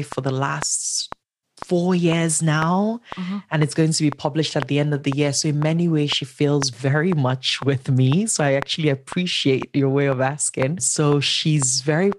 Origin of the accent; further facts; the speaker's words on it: Enugu, Enugu State, Nigeria; Nigeria, born and raised in Enugu, which is a small town of 4 million